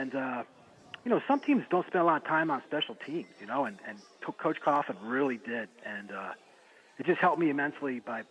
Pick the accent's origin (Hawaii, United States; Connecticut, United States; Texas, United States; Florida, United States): Connecticut, United States; Avon; I'm from Connecticut. I'm in Avon, Connecticut